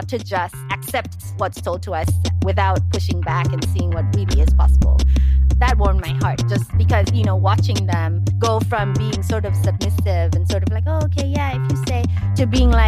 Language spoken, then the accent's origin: English; Nairobi, Kenya; moved away as an adult; also born or lived in United States; grew up in Nairobi, Kenya, and then I moved to the U.S. in 2001 for college. So all of my formative years was spent in Nairobi.